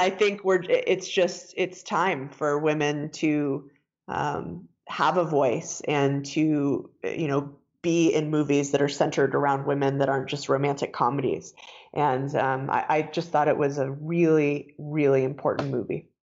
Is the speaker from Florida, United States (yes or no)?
no; Denver, Colorado, United States; I was born and raised in Denver. Uh, lived here most of my life